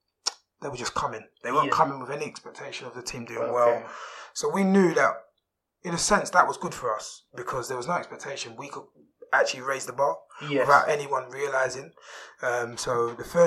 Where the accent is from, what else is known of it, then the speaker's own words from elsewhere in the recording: London, United Kingdom; I grew up in Peckham